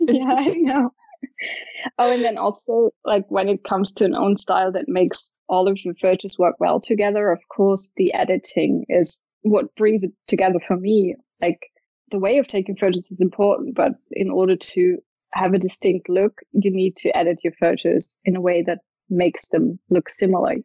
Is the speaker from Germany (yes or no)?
yes; Stuttgart, Baden-Württemberg, Germany; I'm from Stuttgart in the south of Germany.